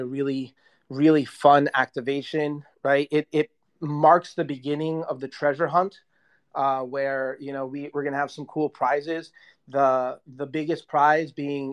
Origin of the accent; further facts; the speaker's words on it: New York City, New York, United States; moved away; New York is my hometown.